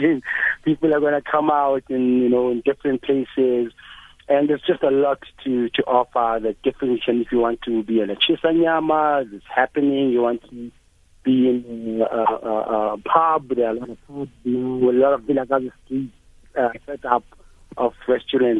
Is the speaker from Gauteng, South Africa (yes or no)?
yes; Soweto, Gauteng, South Africa; this was my grandparents' house. I grew up here in Orlando West